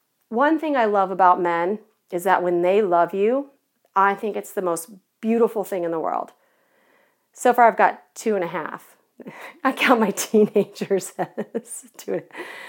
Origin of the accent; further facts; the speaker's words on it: Irvine, California, United States; I grew up in Southern California, so I lived in Irvine.